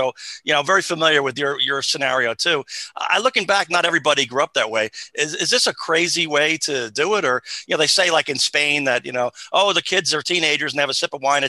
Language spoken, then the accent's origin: English; Tappan, New York, United States; I grew up in Rockland County, which is really like Long Island light